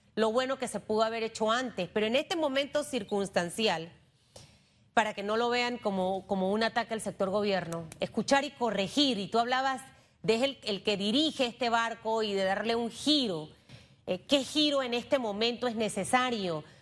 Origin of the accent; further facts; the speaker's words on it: Panama; como panameña